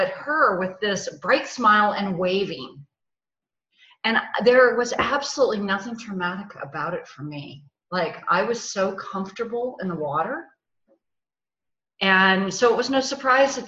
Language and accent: English; San Francisco Bay Area, East Bay, California, United States; moved away as an adult; also born or lived in South Florida / San Diego; now in Reno, United States; I grew up in the San Francisco Bay Area, East Bay.